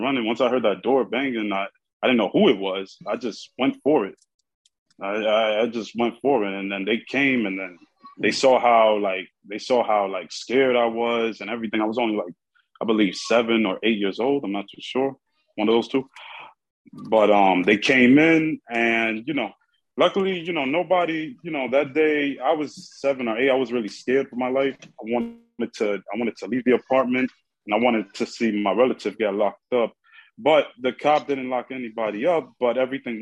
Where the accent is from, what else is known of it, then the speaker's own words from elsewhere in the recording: New York City, New York, United States; I'm from the Bronx, and I grew up here in the Bronx